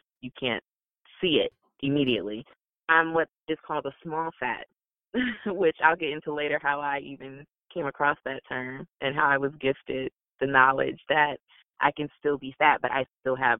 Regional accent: Canton, Ohio, United States; also born or lived in Alabama / North Carolina; I grew up in Canton, which is where the Football Hall of Fame is

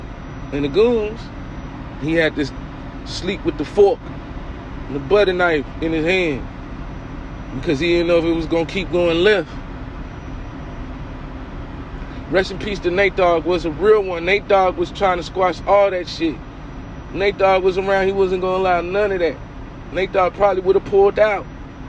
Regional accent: East Coast, United States; I got love. I'm from the East Coast. So I got love for them.

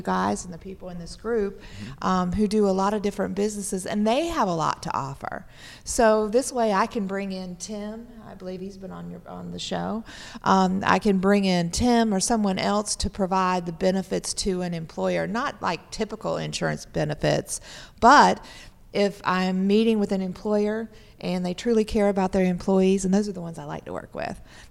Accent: Rock Hill, South Carolina, United States; also born or lived in Houston, Texas / Greenville, South Carolina; I grew up in Rock Hill, South Carolina

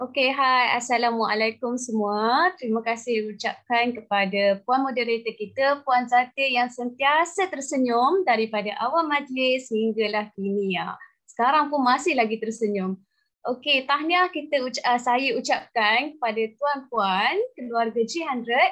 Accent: Perlis, Malaysia; also born or lived in Melaka; now in Kuala Lumpur, Malaysia; saya dilahirkan di Melaka, dibesarkan di Perlis.

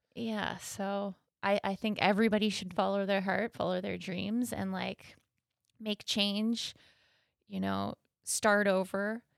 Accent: Thunder Bay, Ontario, Canada; I am from Thunder Bay, born and raised

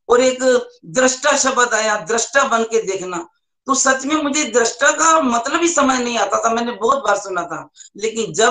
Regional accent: Zirakpur, Punjab, India; मैं जीरकपुर से हूँ और मैं स्टेट बैंक ऑफ इंडिया से रिटायर्ड हूँ

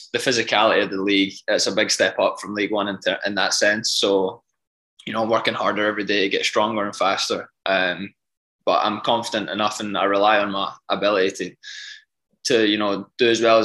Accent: Scotland, United Kingdom; Yeah, I supported the Glasgow Rangers growing up.

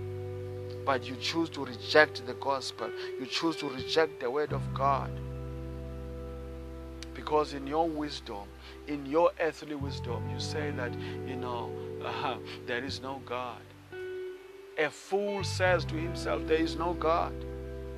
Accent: South Africa; I come from South Africa

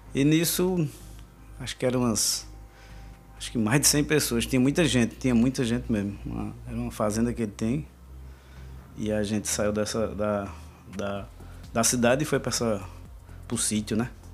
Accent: Arcoverde, Pernambuco, Brazil; moved away as an adult; now in Recife, Brazil; Eu sou do sertão, sou de Arco Verde.

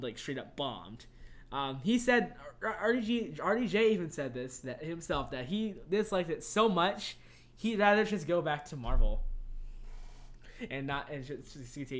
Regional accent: Tennessee, United States; I was born in Tennessee.

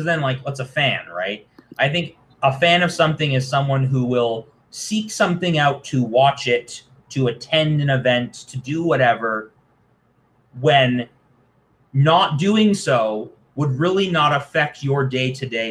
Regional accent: Toronto, Ontario, Canada; I'm a dude from Toronto in my 20s

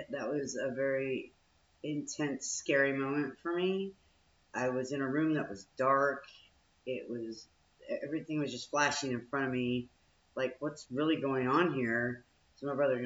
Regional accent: Richardson, Texas, United States; moved away; my hometown, Richardson

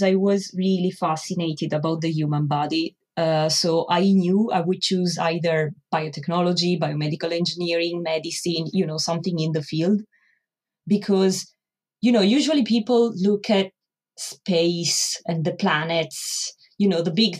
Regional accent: Italy; moved away as an adult; also born or lived in Milan, Italy / France; now in London, United Kingdom; I am originally from Italy.

